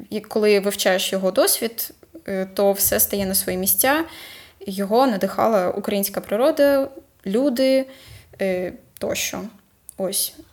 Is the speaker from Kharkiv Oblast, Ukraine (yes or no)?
yes; Kharkiv, Kharkiv Oblast, Ukraine; це просто дивовижно, що ми, як харків'яни, про нього прям зовсім забули.